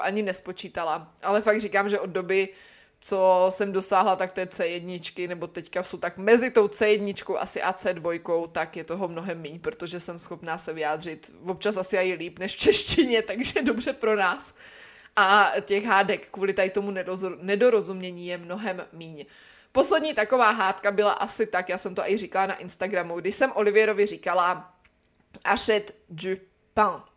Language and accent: Czech; Czechia; moved away